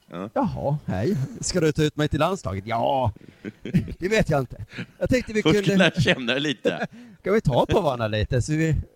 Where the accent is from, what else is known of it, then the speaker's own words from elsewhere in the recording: Halmstad, Halland County, Sweden; jag växte upp utanför Halmstad.